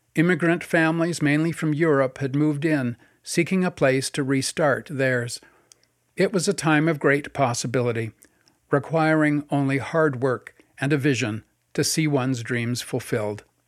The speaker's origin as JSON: {"language": "English", "town": "North Vancouver", "region": "British Columbia", "country": "Canada", "tie": "born or raised there", "said": "my early days growing up in North Vancouver"}